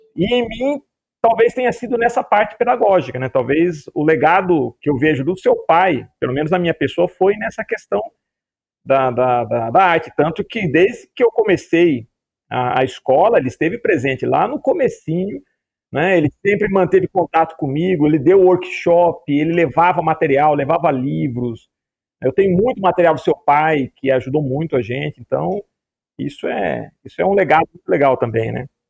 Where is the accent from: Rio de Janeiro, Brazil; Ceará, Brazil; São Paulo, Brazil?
São Paulo, Brazil; Piracicaba; acabei voltando para Piracicaba, que é a cidade que eu, que eu nasci